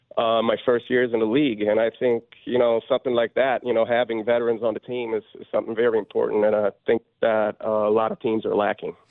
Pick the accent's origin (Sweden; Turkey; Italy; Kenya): Sweden; moved away as an adult; now in Michigan, United States; growing up in Sweden